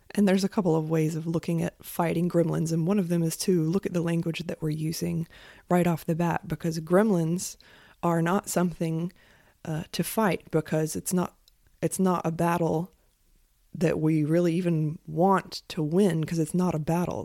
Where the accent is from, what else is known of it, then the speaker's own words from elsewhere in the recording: United States; I'm an American.